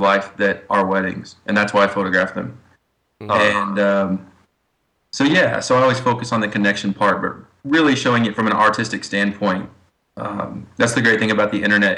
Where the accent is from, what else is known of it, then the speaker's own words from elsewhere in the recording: Ozark, Missouri, United States; I grew up in Ozark, Missouri, so just south of Springfield, Missouri.